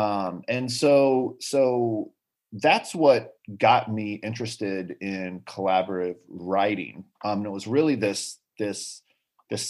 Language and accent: English; Rock Hill, South Carolina, United States; moved away as an adult; also born or lived in Charleston, South Carolina; now in Memphis, United States; I'm from a town called Rock Hill, which is just south of Charlotte. Yeah. So I grew up there.